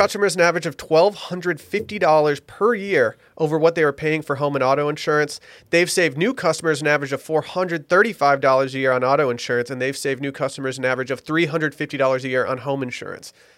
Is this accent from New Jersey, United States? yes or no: no; Detroit, Michigan, United States; my hometown Lions